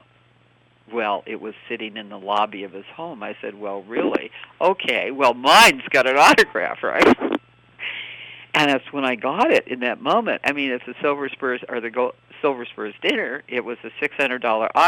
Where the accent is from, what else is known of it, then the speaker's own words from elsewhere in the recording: Ojai, California, United States; I grew up on Sulphur Mountain Road, and he lived on Sulphur Mountain Road in Ojai